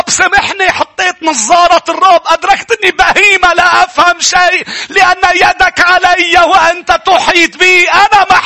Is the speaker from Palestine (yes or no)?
no; Lebanon; وكيف هيك وانت حاططني هون وليش انا لبناني